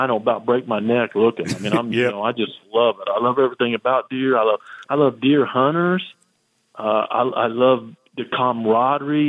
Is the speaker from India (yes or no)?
no; the Ozarks, Missouri, United States; I was raised in the Ozarks.